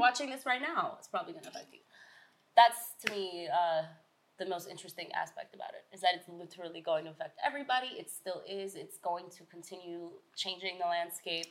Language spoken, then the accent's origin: English; New York City, New York, United States; I hail from Queens, New York